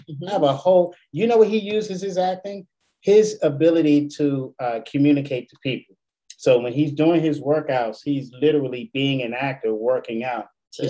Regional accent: Washington, District of Columbia, United States; DC, babe, we talk like this. We say Northeast, Southeast. I'm from Northeast.

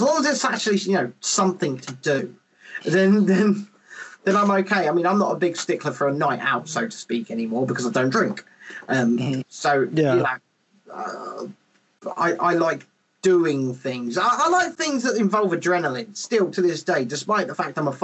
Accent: England, United Kingdom; Especially as an English person

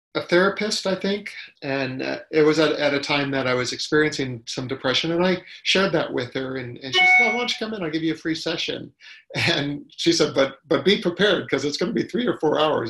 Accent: Ohio, United States; now in California, United States; when I grew up in Ohio, you know, you knew everybody uh, on your street

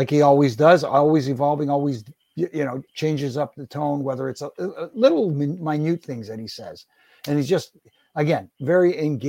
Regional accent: Canada; And I'm Canadian.

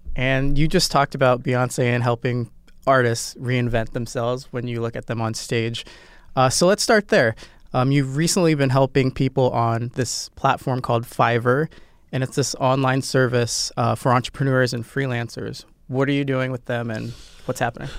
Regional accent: Nebraska, United States; I'm from Nebraska, so Midwest

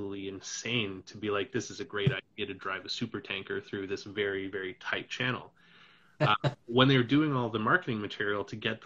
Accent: Canada; being Canadian

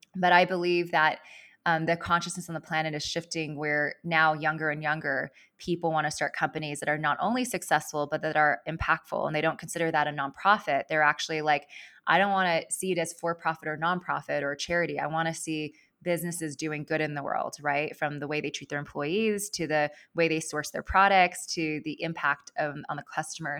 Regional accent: Los Angeles, California, United States; moved away as an adult; also born or lived in East Coast; I grew up in Los Angeles and I moved out to the East Coast in twenty ten, um, to attend college and business school

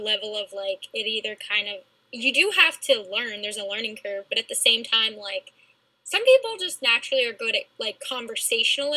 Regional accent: New Jersey, United States; I'm from New Jersey

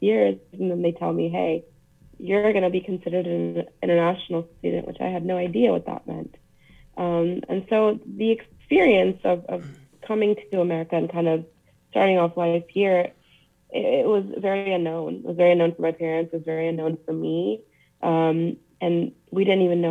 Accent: Louisiana, United States; moved away as an adult; also born or lived in Bangladesh / New York / Missouri / Chalmette, Louisiana; now in Texas, United States; I've grown up in Louisiana, did everything in Louisiana until I went to grad school in Missouri for a little bit

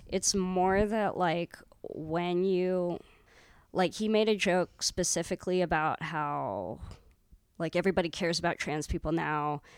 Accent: San Francisco, California, United States; I grew up in San Francisco

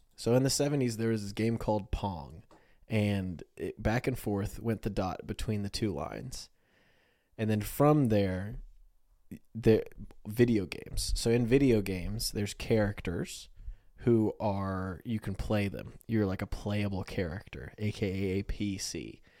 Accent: United States; we're American

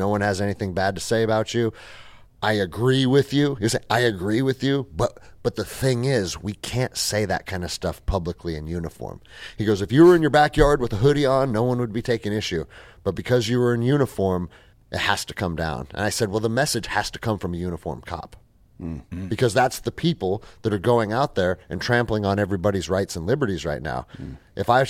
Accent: Seattle, Washington, United States; I mean, I grew up in Seattle. I was a little skater kid at 13 years old

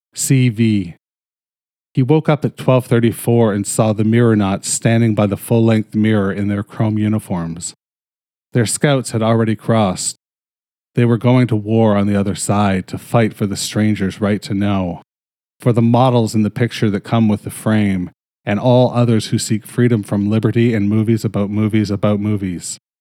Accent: Canada; I'm fucking Canadian

